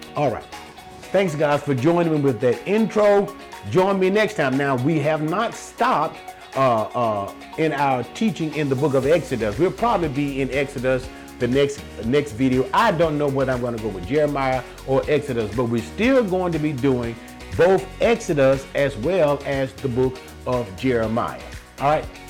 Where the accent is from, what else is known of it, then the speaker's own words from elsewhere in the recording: United States; I'm speaking from the United States of America